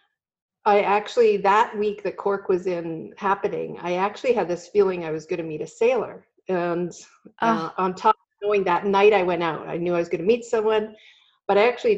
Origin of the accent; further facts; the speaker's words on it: Belleville, Ontario, Canada; moved away as an adult; also born or lived in Kingston, Ontario; now in California, United States; I was born in Kingston, but I grew up in Belleville, which is not too far away